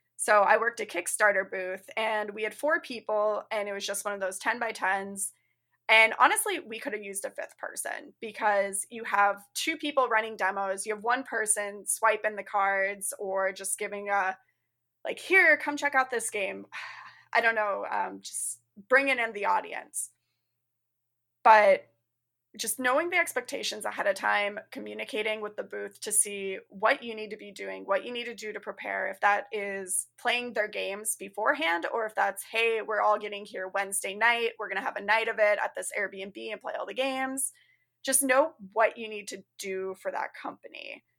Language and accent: English; Arizona, United States; now in Chicago suburbs, United States; I'm currently living in the Chicago suburbs. I'm originally from Arizona.